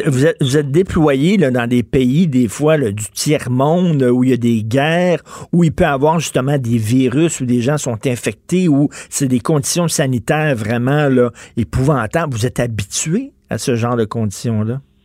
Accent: Canada; je suis Canadien

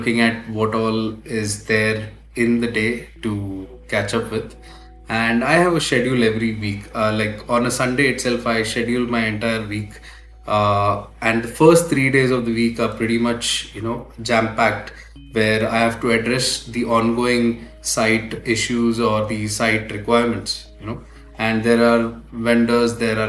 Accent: Navi Mumbai, Maharashtra, India; also born or lived in United Kingdom; I was born and raised in Navi Mumbai.

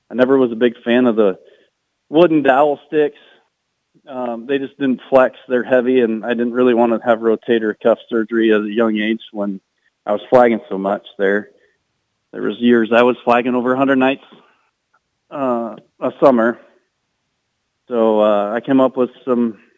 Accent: Iowa, United States; come to my home state

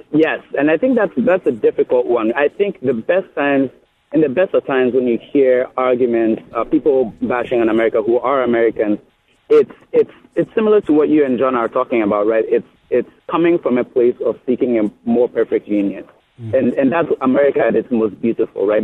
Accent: Ghana; now in United States; when I was growing up in Ghana

